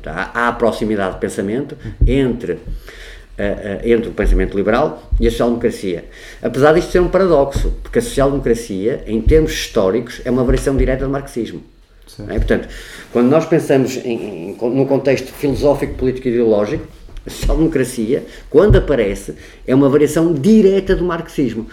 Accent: Porto, Norte, Portugal; nasci no Porto, tenho 55 anos

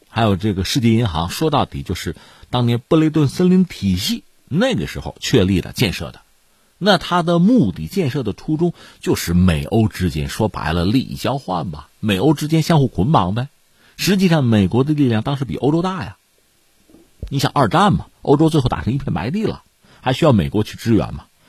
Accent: China; 我们中国人

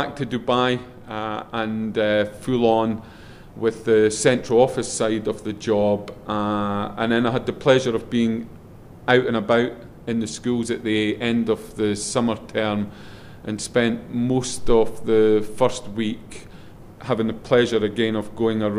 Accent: Scotland, United Kingdom; accent: Scottish; my Scottish accent

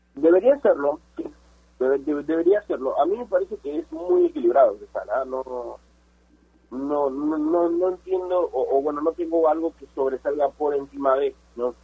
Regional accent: Peru

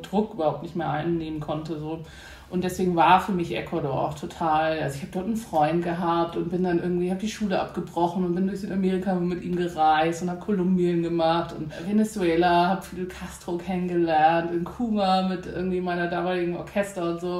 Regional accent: Hamburg, Germany; geboren in Hamburg

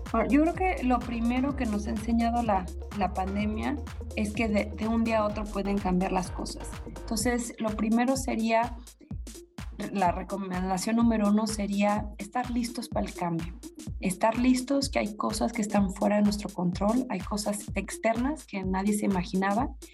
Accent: Mexico; nosotros como mexicanos

